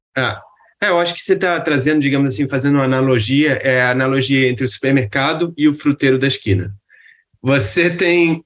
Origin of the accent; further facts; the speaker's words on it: Rio de Janeiro, Brazil; eu sou do Rio